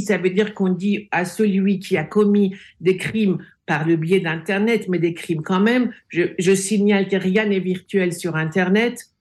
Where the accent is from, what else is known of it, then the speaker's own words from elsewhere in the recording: France; j'ai grandi en France. La France est mon second pays.